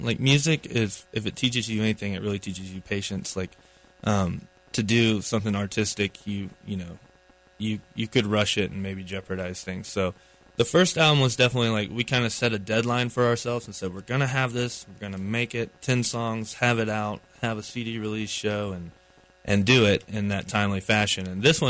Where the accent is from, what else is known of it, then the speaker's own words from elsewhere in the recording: Asheville, North Carolina, United States; we're from Asheville, so we're one of the local bands that they chose